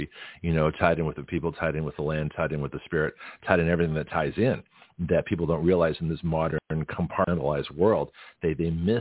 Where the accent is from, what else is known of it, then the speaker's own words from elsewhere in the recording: Canada; I'm Canadian, you know, and I spoke French